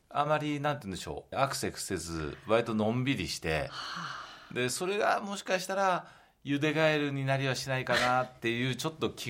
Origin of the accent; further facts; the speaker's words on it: Maebashi, Gunma, Japan; 自分が生まれ育った場所であり、はい、そしてそこから、えーまあ、商売をさせていただいて、まあ、育ててくれた場所